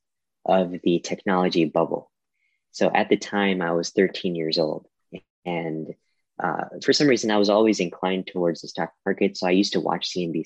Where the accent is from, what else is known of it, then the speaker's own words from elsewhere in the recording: India; moved away; I'm originally from India